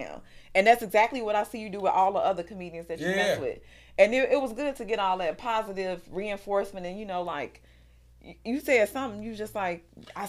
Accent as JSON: {"language": "English", "town": "Chicago", "region": "Illinois", "country": "United States", "said": "and I'm from Chicago too"}